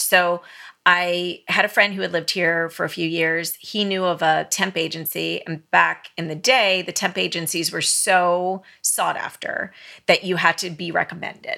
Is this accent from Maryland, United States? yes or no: yes; Maryland, United States; moved away; I grew up on the East Coast